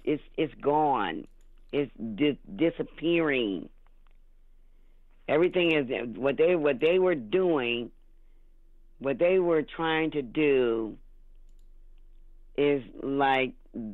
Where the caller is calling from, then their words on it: Ohio, United States; I'm calling from Ohio.